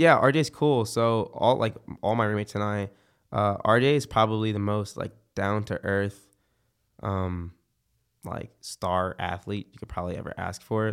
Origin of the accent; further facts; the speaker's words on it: Philadelphia, Pennsylvania, United States; now in Florida, United States; I've been here for, like, ten years now, 'cause I'm from Philadelphia